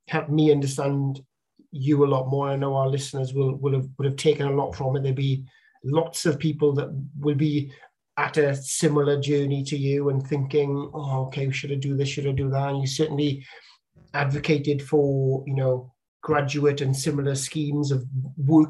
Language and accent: English; Bridgend, Wales, United Kingdom; moved away; the town I grew up in Bridgend, South Wales